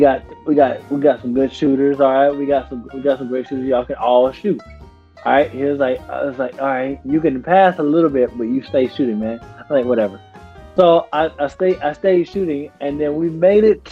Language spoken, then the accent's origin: English; Southern Georgia, United States; also born or lived in Wayne County, Georgia / Ware County, Georgia / Kentucky; now in New York, United States; I'm from Southern Georgia.